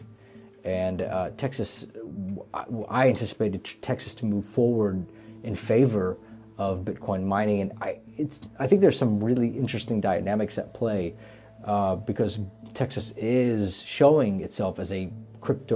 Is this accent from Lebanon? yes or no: yes; Lebanon; moved away; I'm originally from Lebanon, and I have a lot of family there